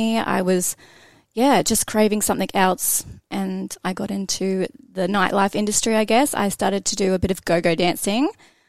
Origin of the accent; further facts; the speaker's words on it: Biloela, central Queensland, Australia; moved away as an adult; also born or lived in Melbourne; I came from Billawilla, small town, about 6,000, I think, that live there. Pretty much nothing to do there.